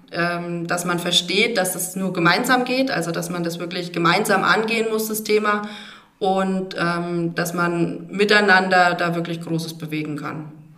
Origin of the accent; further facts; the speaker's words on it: Motten, at the foot of the Dreistelz, Bavaria, Germany; moved away as an adult; also born or lived in Hammelburg / Ecuador / Bad Neustadt; ich bin äh, gebürtig aus Motlos und ähm, am Fuße des Dreischätzberges groß geworden